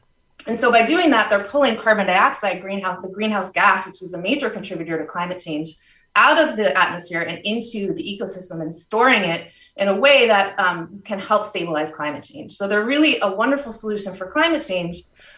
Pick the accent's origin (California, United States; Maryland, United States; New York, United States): New York, United States; And so I grew up on Long Island and never saw ospreys until recently.